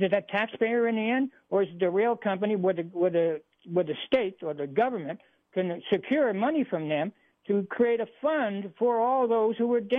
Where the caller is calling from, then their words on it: Hamilton Field, Northern California, United States; I'm calling from Hamilton Field in Northern California